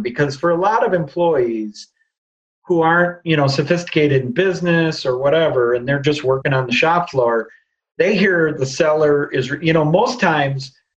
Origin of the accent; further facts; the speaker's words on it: Midwest, United States; We're real people from the Midwest, and we're going to be involved in the business